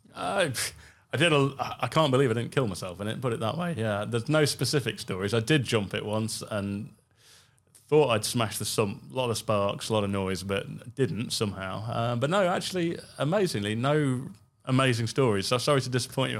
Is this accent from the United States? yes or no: no; United Kingdom; being a Brit